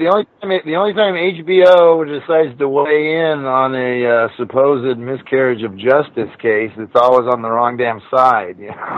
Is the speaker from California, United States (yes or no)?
yes; Torrance, California, United States; I grew up down there. I grew up down in Torrance, so not far from where it happened there in Hermosa Beach.